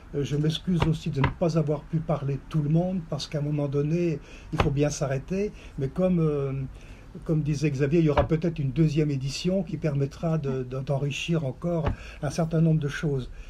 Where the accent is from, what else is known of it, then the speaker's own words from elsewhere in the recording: Vendée, Pays de la Loire, France; moved away; also born or lived in Côtes-du-Nord; je suis originaire de la Vendée